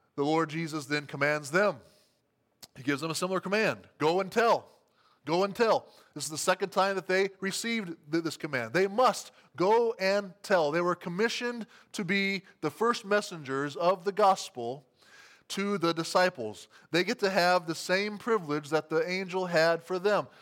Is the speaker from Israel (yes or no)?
no; Albert City, Iowa, United States; my hometown of Albert City, Iowa